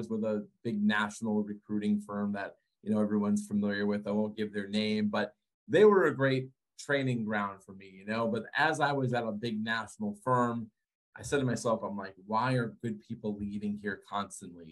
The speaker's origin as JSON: {"language": "English", "region": "Connecticut", "country": "United States", "tie": "born or raised there", "said": "Born and raised in Connecticut"}